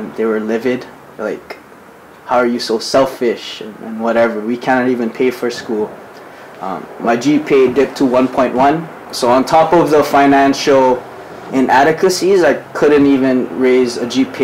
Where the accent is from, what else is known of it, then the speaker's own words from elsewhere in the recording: Ewa Beach, Hawaii, United States; I'm from Evo Beach on the hood